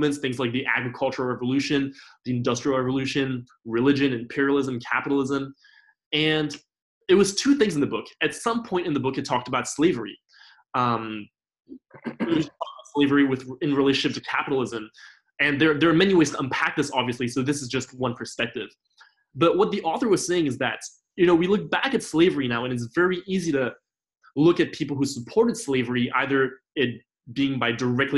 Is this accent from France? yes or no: yes; Paris, Île-de-France, France; moved away as an adult; now in Los Angeles, United States; I grew up in Paris, France, where in France, you know, there's a huge culture of eating animal products